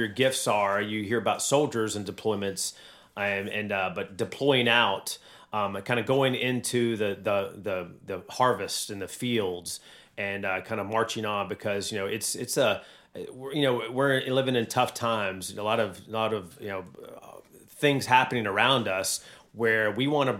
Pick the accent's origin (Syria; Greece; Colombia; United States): United States; North Carolina mountains; now in Georgia/Alabama area, United States; I grew up in the North Carolina mountains.